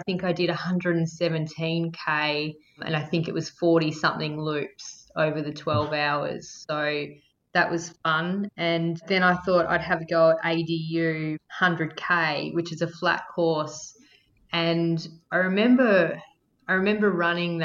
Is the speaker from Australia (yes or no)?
yes; Victoria, Australia; moved away as an adult; also born or lived in Melbourne; now in Western Australia, Australia; I'm from Victoria originally, and I was from a little country town, and I moved to Melbourne to study design